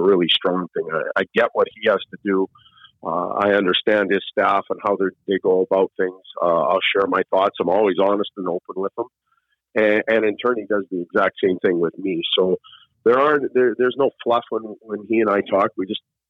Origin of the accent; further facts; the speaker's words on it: Saskatchewan, Canada; now in South Bay, United States; I'm from Saskatchewan.